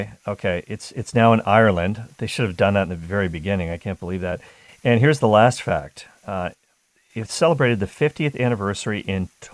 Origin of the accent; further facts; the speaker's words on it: Canada; growing up in Canada